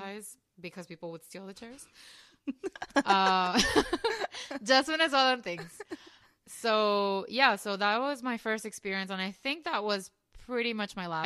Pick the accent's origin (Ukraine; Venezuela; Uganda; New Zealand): Venezuela; also born or lived in Colombia; now in Miami, United States; I was born in Venezuela, but my mom is Colombian